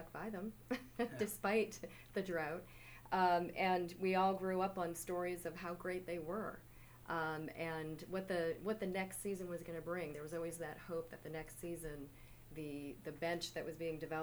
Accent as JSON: {"language": "English", "town": "Boston", "region": "Massachusetts", "country": "United States", "tie": "born or raised there", "said": "it's part of who you are as a Bostonian."}